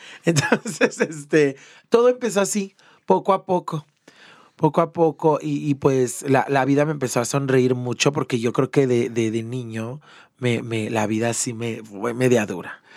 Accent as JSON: {"language": "Spanish", "town": "León", "region": "Guanajuato", "country": "Mexico", "tie": "born or raised there", "said": "Yo soy de León, Guanajuato, originaria de León, Guanajuato. Allá nací, me encanta, amo León."}